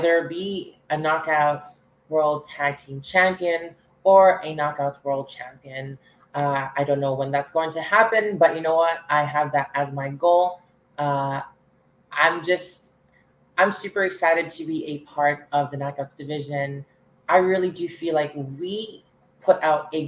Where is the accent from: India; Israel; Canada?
Canada; I'm the only Canadian knockout